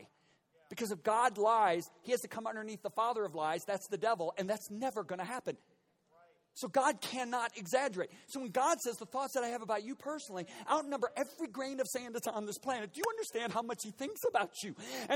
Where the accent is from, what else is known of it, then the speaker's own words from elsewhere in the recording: United States; In my 56 years of being an American